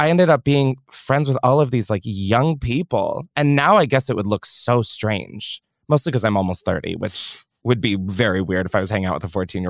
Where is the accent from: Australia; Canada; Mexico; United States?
Australia; accent: Australian